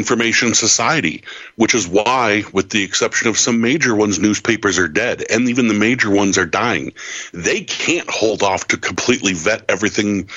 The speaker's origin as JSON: {"language": "English", "region": "New York", "country": "United States", "said": "I'm a New Yorker"}